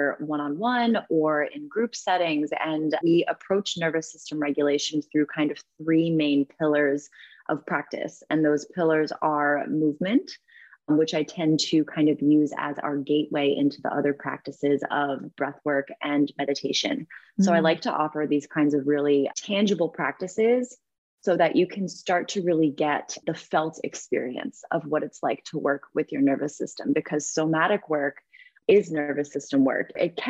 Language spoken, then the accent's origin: English; East Coast, United States; also born or lived in New York; now in California, United States; I'm from the East Coast